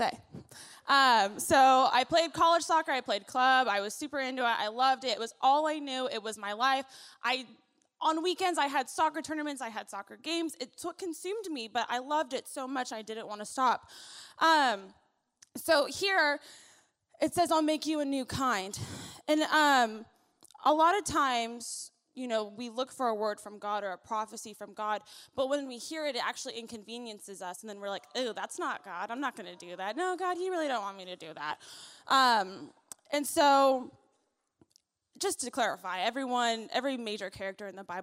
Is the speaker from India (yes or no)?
no; Philippines; Also, I'm really loud. I'm Filipino, so you might want to turn the, the mic down a little bit.